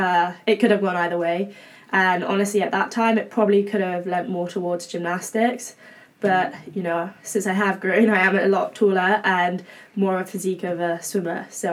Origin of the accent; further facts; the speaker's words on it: England, United Kingdom; now in Berkeley, United States; obviously, as you can probably tell by now, I am English. So hailing from quite a faraway place, but it's cool to be here.